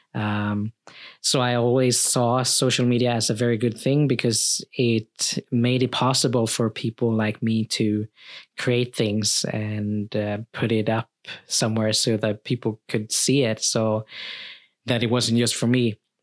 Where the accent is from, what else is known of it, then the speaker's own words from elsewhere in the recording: Sweden; also born or lived in Philippines; thirteen months when I came to Sweden, uh, to my, to my family